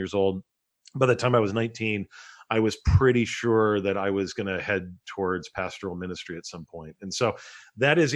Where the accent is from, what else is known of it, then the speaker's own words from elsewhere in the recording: Rancho Cucamonga, California, United States; now in New York City, United States; in Rancho Cucamonga, California, where I grew up.